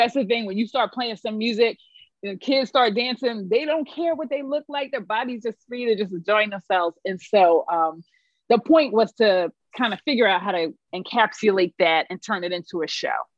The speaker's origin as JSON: {"language": "English", "town": "Philadelphia", "region": "Pennsylvania", "country": "United States", "tie": "born or raised there", "also_born_or_lived": "New York", "said": "I'm from Philadelphia, born and raised, and um, you know, spent a little time in New York, but came back because needed to come home"}